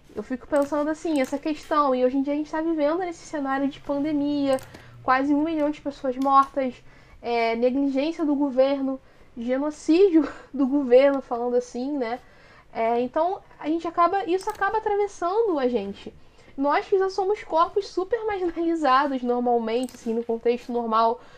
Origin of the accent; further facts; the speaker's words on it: Rio de Janeiro, Brazil; sou da capital do, do Rio de Janeiro